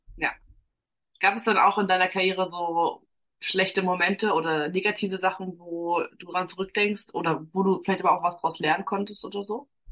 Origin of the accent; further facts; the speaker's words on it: Germany; ich jetzt so behütet aufgewachsen bin in Deutschland